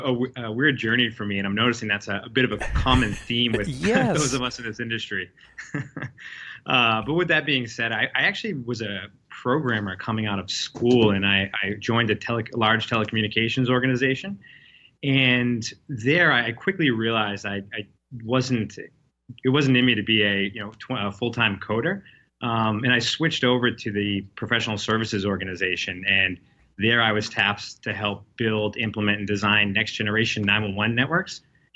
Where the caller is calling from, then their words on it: Boston, Massachusetts, United States; I'm dialing in from the Back Bay of Boston